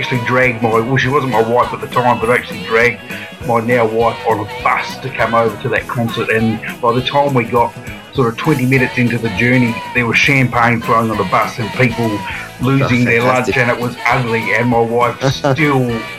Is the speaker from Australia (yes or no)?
yes; Adelaide, South Australia, Australia; growing up in Adelaide